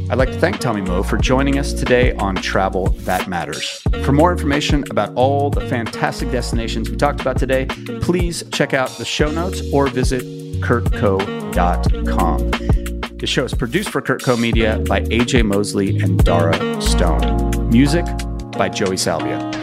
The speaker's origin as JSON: {"language": "English", "country": "United States", "said": "as an American"}